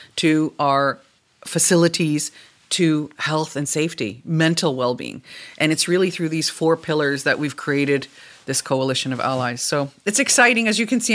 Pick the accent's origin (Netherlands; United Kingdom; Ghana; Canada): Canada; now in Germany; I am a Canadian sitting in Germany